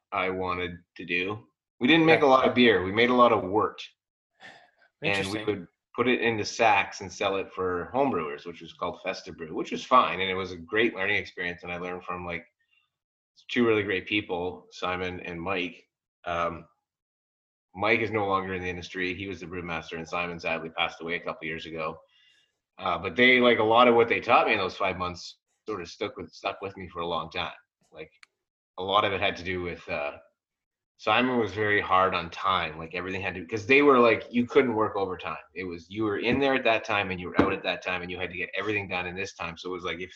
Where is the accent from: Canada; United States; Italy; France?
Canada; Bracebridge, Ontario; I grew up in Bracebridge